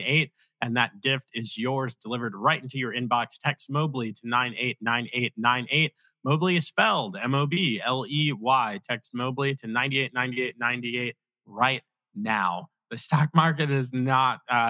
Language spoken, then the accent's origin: English; Virginia Beach, Virginia, United States; I'm from Virginia Beach.